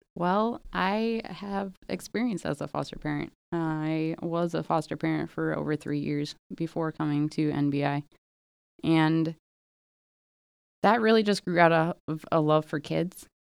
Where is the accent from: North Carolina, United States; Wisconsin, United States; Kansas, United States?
Wisconsin, United States; Milwaukee; moved away; I am originally from the Milwaukee area